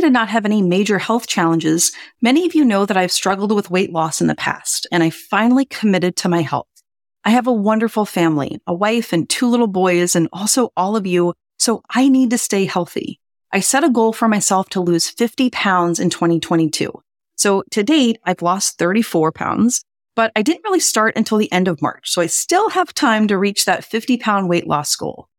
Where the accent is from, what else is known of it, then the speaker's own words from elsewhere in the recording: New Orleans, Louisiana, United States; now in Boston, United States; my hometown of New Orleans